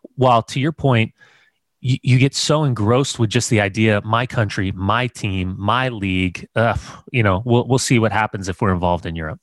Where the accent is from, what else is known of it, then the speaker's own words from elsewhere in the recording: United States; I'm American